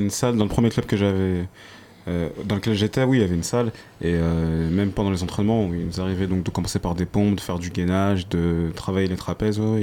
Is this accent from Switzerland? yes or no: no; Senegal; je suis originaire du Sénégal.